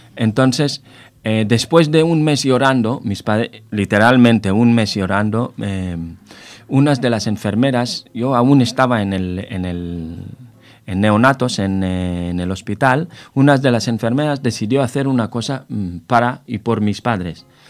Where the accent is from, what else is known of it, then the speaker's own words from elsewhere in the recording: Israel; moved away as an adult; now in Spain; Soy israelí de origen, eh, nacionalizado ya en, eh, España. Eh, llevo 18 años en España